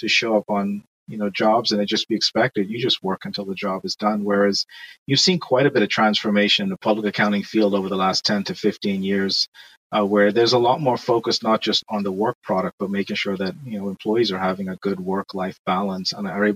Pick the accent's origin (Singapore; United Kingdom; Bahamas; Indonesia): Bahamas; moved away as an adult; now in United States; I'm from the Bahamas